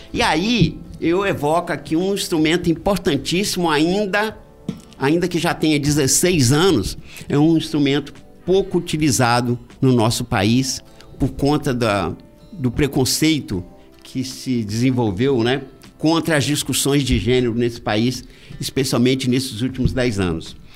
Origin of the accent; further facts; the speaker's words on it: Guaçuí, Espírito Santo, Brazil; eu sou de Guaçuí